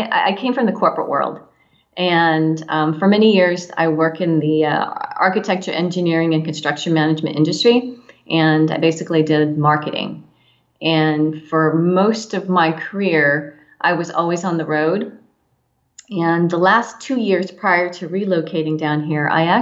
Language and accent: English; San Diego County, California, United States; also born or lived in Orange County, California; I grew up in San Diego County